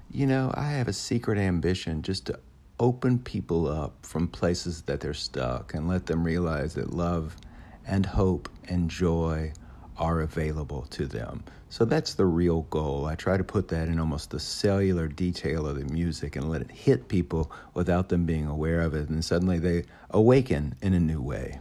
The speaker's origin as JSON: {"language": "English", "town": "Memphis", "region": "Tennessee", "country": "United States", "said": "we're all from Memphis"}